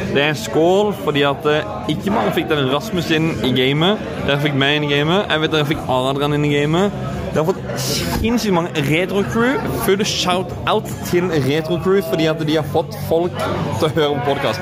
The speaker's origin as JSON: {"language": "Norwegian", "region": "Northern Norway", "country": "Norway", "said": "Vi andre andre fra Nord-Norge"}